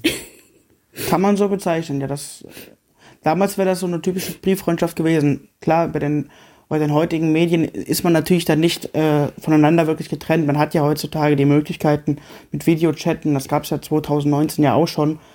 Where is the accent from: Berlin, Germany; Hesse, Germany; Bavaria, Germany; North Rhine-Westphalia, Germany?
Hesse, Germany; Marburg; ich bin ja gebürtiger Marburger